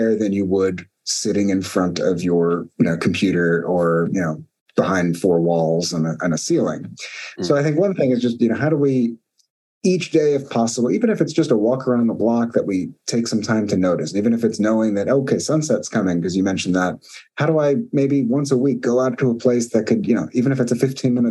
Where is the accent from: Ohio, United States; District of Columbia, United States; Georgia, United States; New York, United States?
New York, United States; New York City; moved away as an adult; also born or lived in East Coast; now in San Francisco Bay Area, United States; I grew up in Brooklyn, New York, which for listeners is a little different than California. I moved out to California in the US